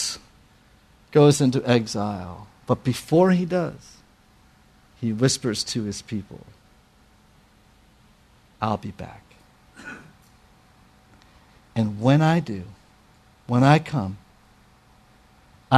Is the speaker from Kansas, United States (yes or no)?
no; New York, United States; I'm a New Yorker